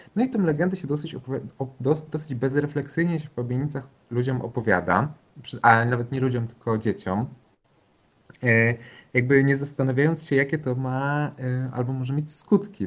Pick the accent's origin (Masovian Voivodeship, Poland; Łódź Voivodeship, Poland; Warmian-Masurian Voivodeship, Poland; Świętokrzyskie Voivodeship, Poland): Łódź Voivodeship, Poland; Pabianice; ja też jako chłopiec dorastałem w Pabianicach